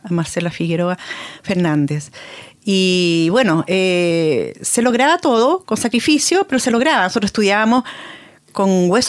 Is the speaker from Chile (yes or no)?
yes; Concepción, Biobío, Chile; Exacto, cuando uno creció acá